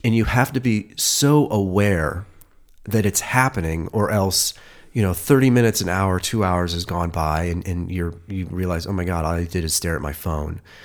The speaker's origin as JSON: {"language": "English", "town": "Cleveland", "region": "Ohio", "country": "United States", "moved": "yes", "lives_now": "Los Angeles, United States", "said": "I'm from Cleveland"}